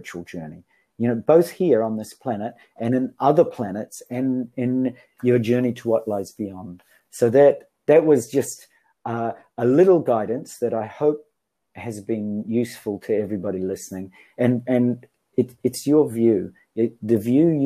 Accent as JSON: {"language": "English", "country": "New Zealand", "moved": "yes", "lives_now": "Japan", "said": "I come from New Zealand, although I'm living in Japan."}